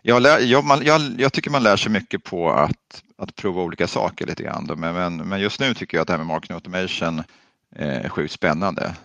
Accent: Stockholm, Stockholm County, Sweden; also born or lived in Östergötland; Vi är faktiskt födda i Östergötland och så där, men jag är uppvuxen i Stockholm

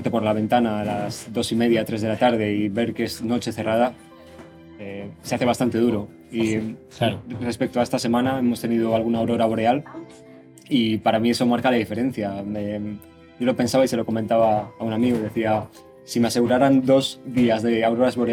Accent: Valladolid, Castile and León, Spain; Yo soy de Valladolid.

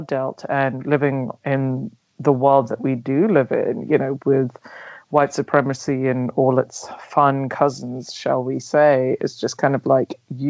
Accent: London, United Kingdom; English is a second language; also born or lived in Nigeria; I am originally from Nigeria, but I grew up in London

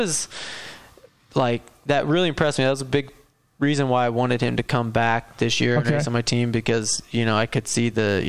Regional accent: Illinois, United States; I'm from the Midwest, so, we got, a big yard and a barn and a track and everything in the backyard

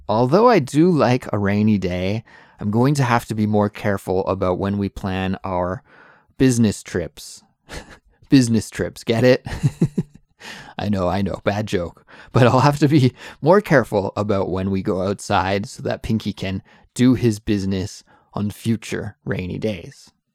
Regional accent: Canada; moved away as an adult; now in South Korea; I'm an English teacher from Canada

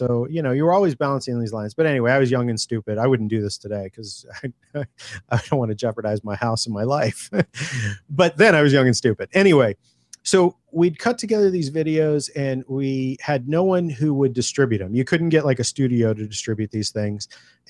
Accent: California, United States; I was born and raised here in California, but I had no family members, no friends, nobody who was in the film industry

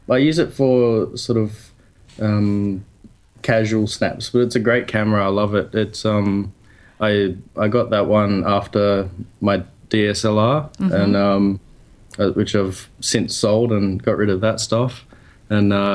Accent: Perth, Western Australia, Australia; moved away as an adult; now in Sydney, Australia; I grew up in Perth, which is on the other side of Australia.

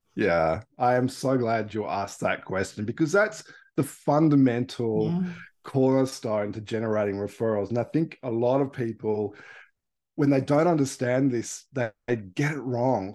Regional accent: Australia; accent: Australian; also born or lived in Melbourne, Victoria / Palm Cove, Queensland; I'm Australian.

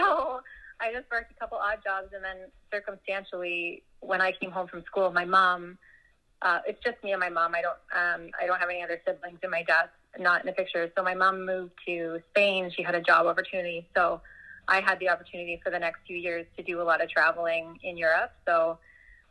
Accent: Burlington, Ontario, Canada; I'm from Burlington, about 45 minutes west of Toronto. I've spent most of my life here in Burlington

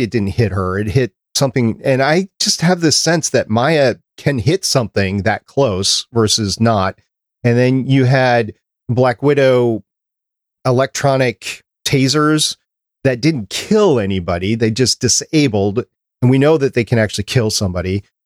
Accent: Minnesota, United States; I grew up there up in Minnesota

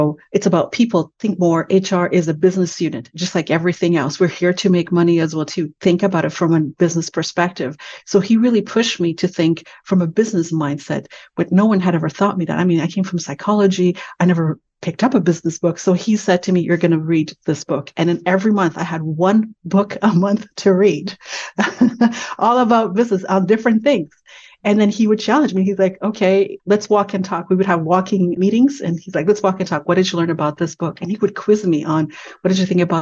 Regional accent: Canada; I'm Canadian

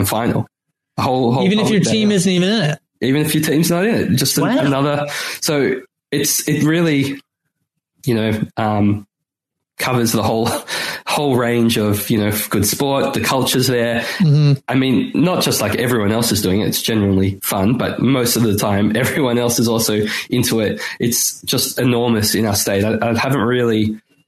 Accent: Melbourne, Victoria, Australia; now in Sydney, Australia; now I live in Sydney, but where I grew up in Melbourne, there's, that's in Victoria

